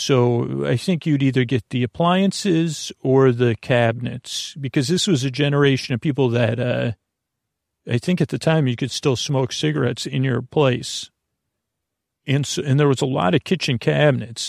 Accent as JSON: {"language": "English", "town": "Syracuse", "region": "New York", "country": "United States", "tie": "born or raised there", "moved": "yes", "said": "when I was growing up in Syracuse"}